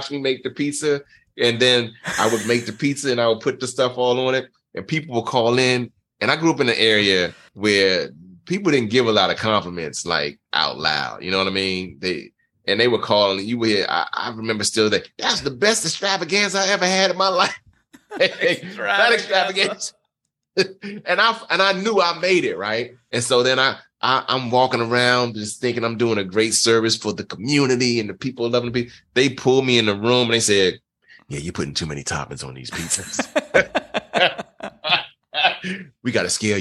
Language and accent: English; Prince George's County, Maryland, United States; also born or lived in Nassau, Bahamas; I grew up in Prince George's County, Maryland.